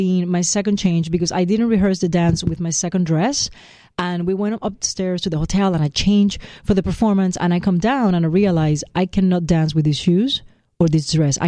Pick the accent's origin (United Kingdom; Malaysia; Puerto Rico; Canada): Puerto Rico; born or raised there; moved away